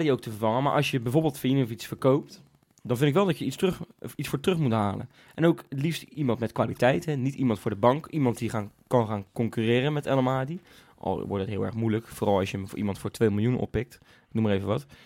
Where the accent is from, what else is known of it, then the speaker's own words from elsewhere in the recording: Zeeland, Netherlands; Hij komt maar, van hetzelfde eiland als waar ik vandaan kom, jongens.